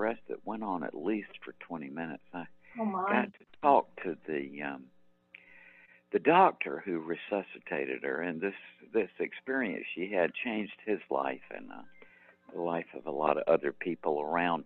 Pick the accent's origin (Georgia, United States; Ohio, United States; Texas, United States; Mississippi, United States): Georgia, United States; Macon; my hometown of Macon, Georgia